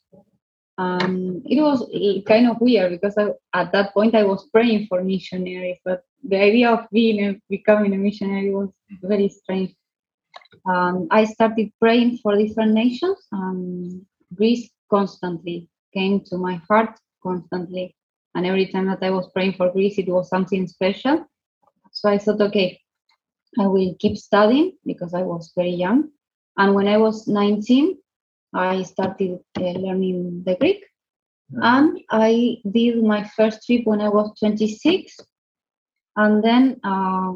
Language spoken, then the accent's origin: English; Buenos Aires, Argentina; now in Fort William, United Kingdom; I am from Argentina, from the city of Buenos Aires